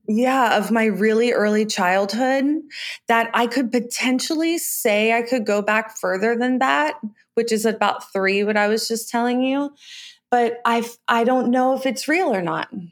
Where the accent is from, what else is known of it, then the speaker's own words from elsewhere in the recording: Virginia Beach, Virginia, United States; I was born in Virginia Beach, Virginia